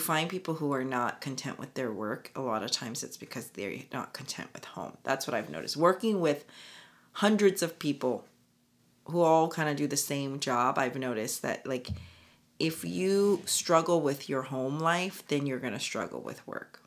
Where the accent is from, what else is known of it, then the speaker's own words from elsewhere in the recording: United States; being Korean American